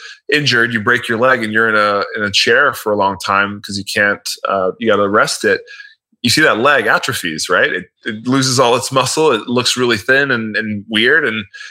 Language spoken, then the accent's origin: English; Miami, Florida, United States; I'm from Miami. So I know Miami very well in terms of directions and where everything is laid out